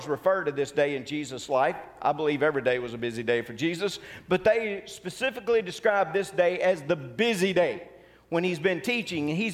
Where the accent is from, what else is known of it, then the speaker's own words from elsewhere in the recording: Tupelo, Mississippi, United States; growing up in Tupelo, sometimes we would go down to Ballard Park